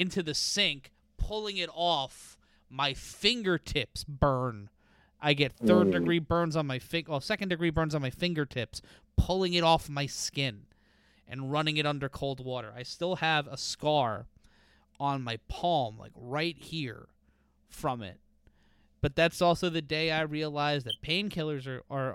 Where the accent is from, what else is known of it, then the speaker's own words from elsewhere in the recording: New York City, New York, United States; I live in a small apartment in Brooklyn.